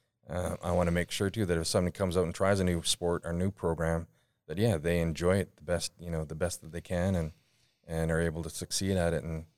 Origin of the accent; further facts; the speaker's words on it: Couch, United States; So as I mentioned, I grew up in Couch, and so there was only a few of us that had disabilities